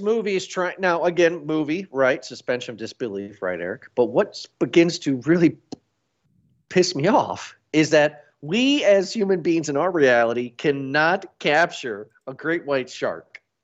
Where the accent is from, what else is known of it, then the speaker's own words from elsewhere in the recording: United States; I'm American